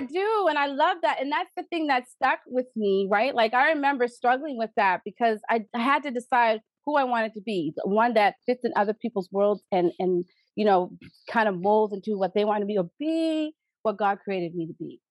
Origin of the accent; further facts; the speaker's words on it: East Preston, Nova Scotia, Canada; I am proudly a daughter of the village of the East Preston Preston Township area, and I and I love my community.